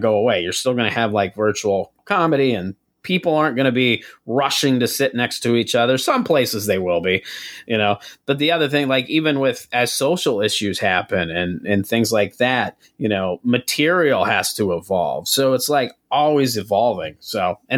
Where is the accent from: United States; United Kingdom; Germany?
United States; South Dakota; moved away as an adult; also born or lived in San Diego, California; now in St. Paul, United States; when I moved from South Dakota originally